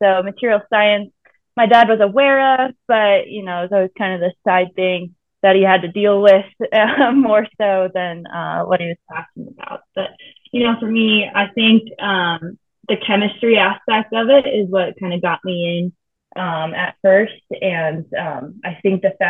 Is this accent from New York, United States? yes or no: no; Chicago, Illinois, United States; moved away as an adult; also born or lived in Colorado; I grew up in the Chicago area, born to two engineers